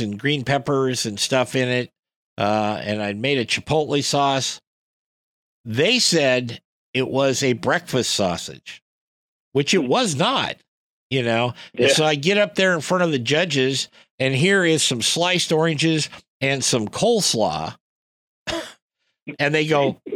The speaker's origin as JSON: {"language": "English", "region": "West Coast", "country": "United States", "said": "I come from the West Coast"}